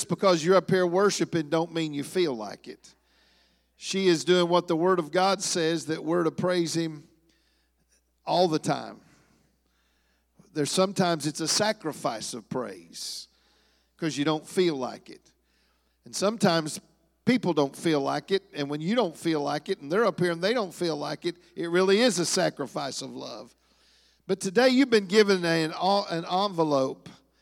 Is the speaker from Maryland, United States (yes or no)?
no; Hamilton, Ohio, United States; moved away; also born or lived in Heartland region (Kansas and Oklahoma); we're from Hamilton, Ohio, the Cincinnati area